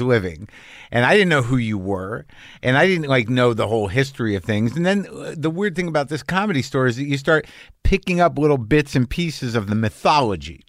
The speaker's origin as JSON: {"language": "English", "region": "New Mexico", "country": "United States", "tie": "born or raised there", "said": "I grew up in New Mexico"}